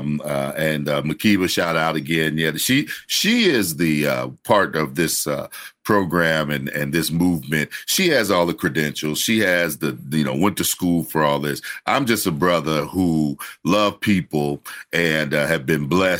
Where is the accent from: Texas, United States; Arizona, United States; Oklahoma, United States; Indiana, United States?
Indiana, United States; Gary; I'm from Indiana next door